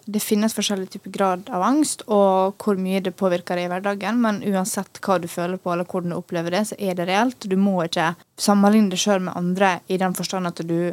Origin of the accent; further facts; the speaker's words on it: Norway; jeg tror det er veldig fordi vi er nordmenn nå.